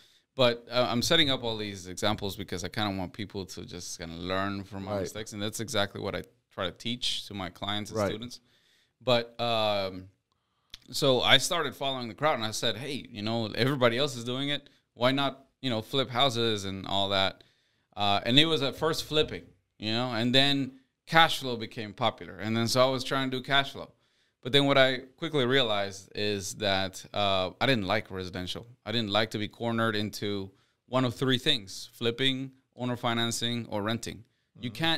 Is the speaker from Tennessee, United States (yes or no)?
no; Houston, Texas, United States; Yeah, I'm a Texas boy.